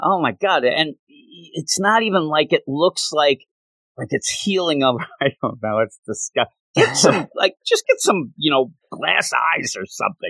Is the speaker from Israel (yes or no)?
no; Quakertown, Pennsylvania, United States; we moved to where we ended up really growing up in Quakertown